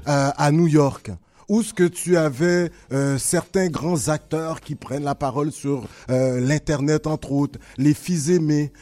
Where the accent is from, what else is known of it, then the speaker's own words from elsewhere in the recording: Quebec, Canada; je suis né au Québec, mais mon père m'a appris euh, la langue dès un tout jeune âge